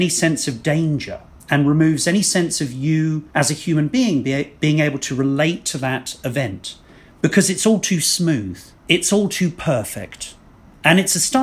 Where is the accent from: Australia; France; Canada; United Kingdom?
United Kingdom; England; two English guys